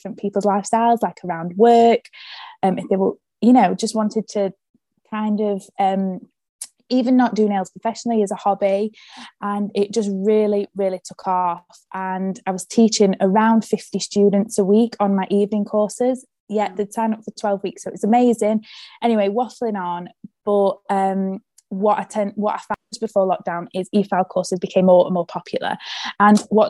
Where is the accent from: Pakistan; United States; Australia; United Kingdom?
United Kingdom; Sheffield, Yorkshire and the Humber; I am from Sheffield